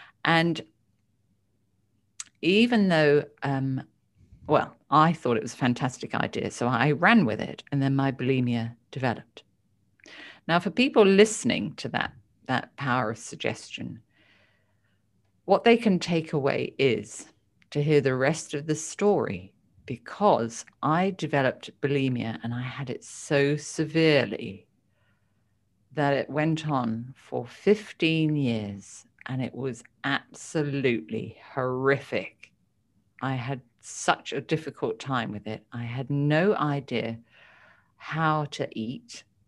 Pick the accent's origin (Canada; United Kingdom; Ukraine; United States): United Kingdom; I only grew up with a mother. My father died when I was two. And I've got two older brothers, and I grew up in the United Kingdom.